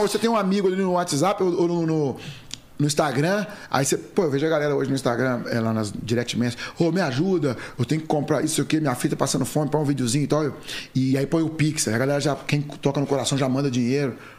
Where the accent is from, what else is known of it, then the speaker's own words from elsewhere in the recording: Passos, Minas Gerais, Brazil; nasci em uma família muito humilde no interior de Minas Gerais